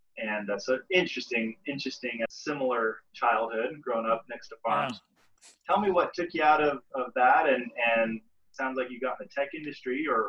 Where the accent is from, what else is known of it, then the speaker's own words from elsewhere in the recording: Boise, Idaho, United States; also born or lived in Utah; I grew up in Utah until I was about 9 or 10, and then, or I guess until I was 11, and then Boise, Idaho. And Boise, I think our total population is a couple hundred thousand, so it's a small town compared to a lot of people in the U.S., but I was on the outskirts